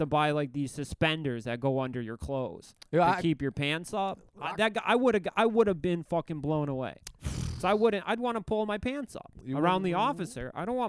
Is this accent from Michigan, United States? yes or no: yes; Detroit, Michigan, United States; I'm on tour. I'm from Detroit.